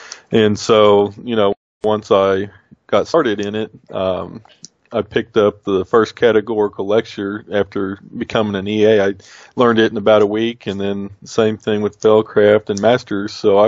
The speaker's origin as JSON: {"language": "English", "country": "United States", "said": "Hey, I'm Indian. I'm Muscogee Creek."}